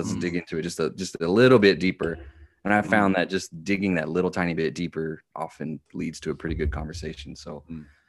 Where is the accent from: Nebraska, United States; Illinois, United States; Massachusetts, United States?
Nebraska, United States; Lincoln; Born and raised in Lincoln.